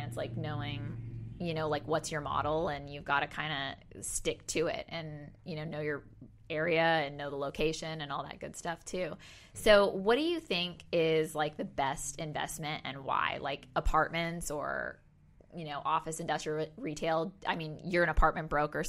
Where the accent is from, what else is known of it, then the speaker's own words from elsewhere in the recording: Oklahoma, United States; moved away; I grew up in Oklahoma